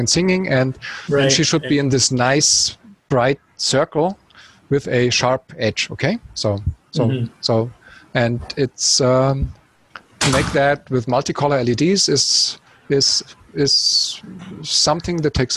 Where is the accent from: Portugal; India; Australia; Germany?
Germany; Munich, Bavaria; it's my hometown